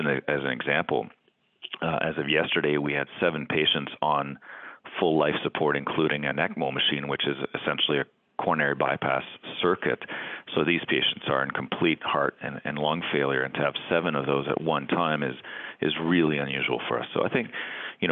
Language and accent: English; Canada; moved away as an adult; also born or lived in Boston, United States / Stanford, United States / New Brunswick, Canada; now in Cleveland, United States; I'm Canadian and now living in the United States